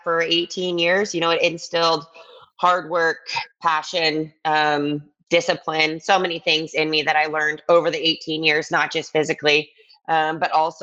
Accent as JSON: {"language": "English", "town": "Ann Arbor", "region": "Michigan", "country": "United States", "tie": "born or raised there", "also_born_or_lived": "New York City", "moved": "as an adult", "said": "I was born and raised in Ann Arbor, Michigan, and that's where I ended up going to school"}